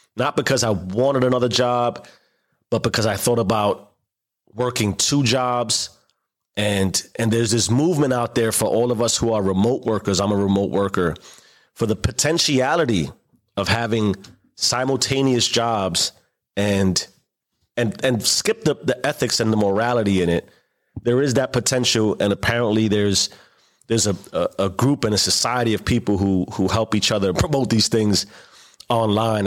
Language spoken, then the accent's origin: English; New York City, New York, United States; growing up in the South Bronx